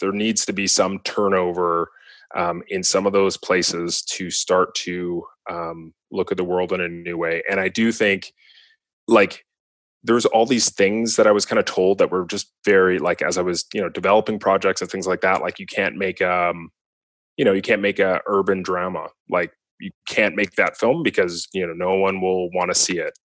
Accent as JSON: {"language": "English", "town": "Vancouver", "region": "British Columbia", "country": "Canada", "tie": "born or raised there", "said": "growing up in Vancouver"}